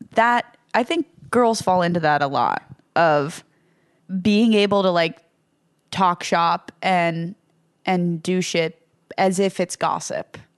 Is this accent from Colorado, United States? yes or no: no; Ho-Ho-Kus, New Jersey, United States; I'm from Hohokus